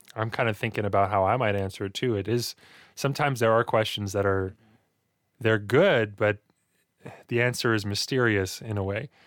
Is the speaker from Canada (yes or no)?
yes; Hinton, Alberta, Canada; also born or lived in Edson; that's where I spent most of my childhood growing up in Hinton.